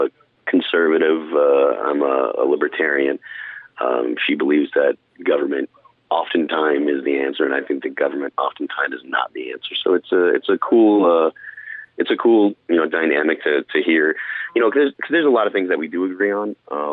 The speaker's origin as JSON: {"language": "English", "region": "New England", "country": "United States", "tie": "born or raised there", "said": "I'm from New England. Born and raised"}